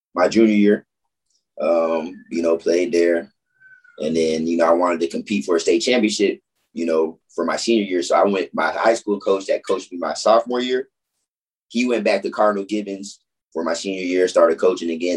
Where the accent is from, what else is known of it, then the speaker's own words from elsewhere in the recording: Orlando, Florida, United States; also born or lived in Chicago / Fort Lauderdale; I was raised in Orlando since I was five